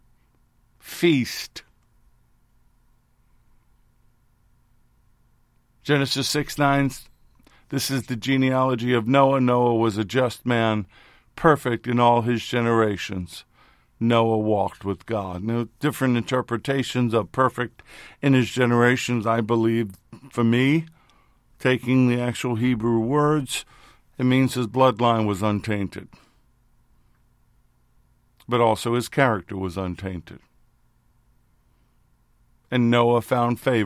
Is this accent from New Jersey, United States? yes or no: no; New York City, New York, United States; When I was growing up in New York City, we had an area called the Times